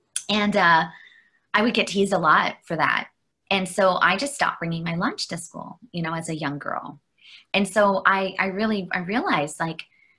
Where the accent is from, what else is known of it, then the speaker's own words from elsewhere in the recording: Vancouver, British Columbia, Canada; also born or lived in Toronto / northern Alberta; So we moved from Toronto up to northern Alberta, where we lived in the tundra for, you know, a long number of years as a young person. And so we were pretty isolated up there as a small town. And then eventually we ended up in Vancouver, where I did all my schooling